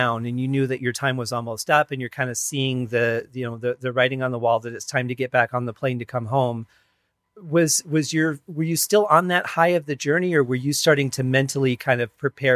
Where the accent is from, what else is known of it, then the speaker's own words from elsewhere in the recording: Detroit, Michigan, United States; I grew up in Detroit